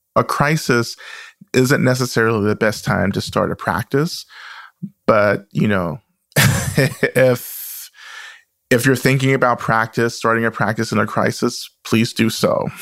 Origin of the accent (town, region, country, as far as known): the South, United States; born or raised there